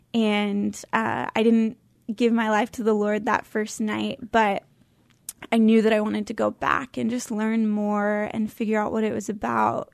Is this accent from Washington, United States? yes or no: yes; Oak Harbor, Washington, United States; also born or lived in California; I grew up on Whidbey Island